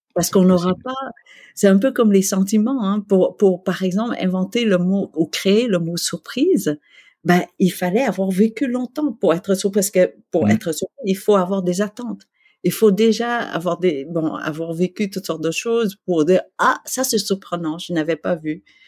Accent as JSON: {"language": "French", "region": "Quebec", "country": "Canada", "also_born_or_lived": "Vietnam / Malaysia", "said": "en tant que Québécois"}